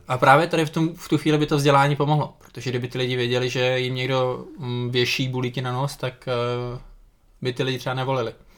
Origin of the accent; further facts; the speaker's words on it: Czechia; my jako Češi